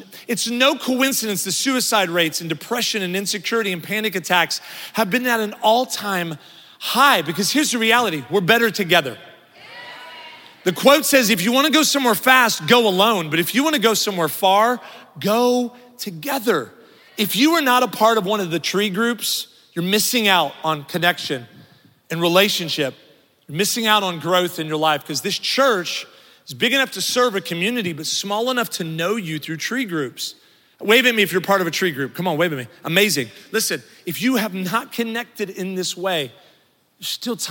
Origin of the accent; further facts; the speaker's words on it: Midwest, United States; moved away; now I'm from the Midwest, so I say roof